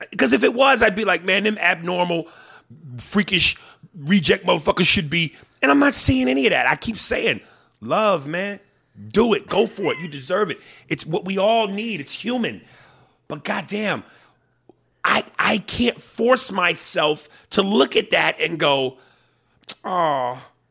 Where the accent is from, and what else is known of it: New York, United States; accent: New York